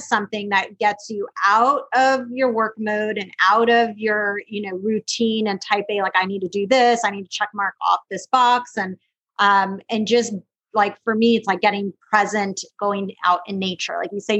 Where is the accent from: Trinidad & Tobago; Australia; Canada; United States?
United States; West Coast; Like it was snowing out and a lot of snow and I'm from the West Coast. So snow is like really fun for me.